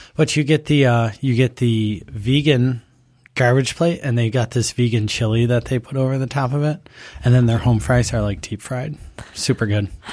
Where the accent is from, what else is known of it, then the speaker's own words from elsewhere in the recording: Buffalo, New York, United States; now in Rochester, United States; I'm just from Buffalo